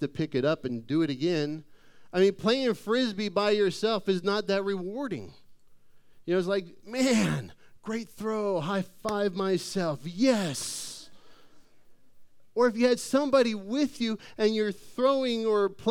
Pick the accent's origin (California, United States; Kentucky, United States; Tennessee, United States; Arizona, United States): Arizona, United States; Phoenix; I grew up in Phoenix.